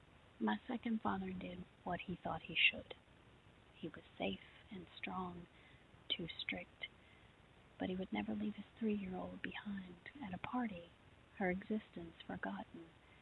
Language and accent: English; Cross Lanes, West Virginia, United States; now in Virginia, United States; I'm originally from Cross Lanes, West Virginia, but I've spent the bulk of my life now in Virginia.